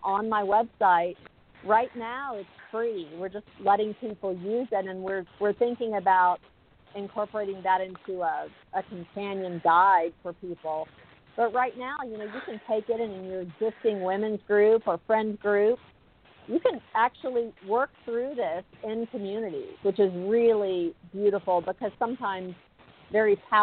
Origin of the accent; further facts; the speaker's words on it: South Texas, United States; I grew up in South Texas, small Southern Baptist church